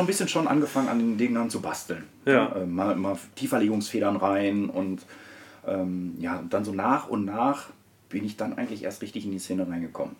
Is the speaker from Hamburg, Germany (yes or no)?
no; Herne, North Rhine-Westphalia, Germany; komme aus Wanne-Eickel, bin dort auch geboren, bin aufgewachsen ganz normal.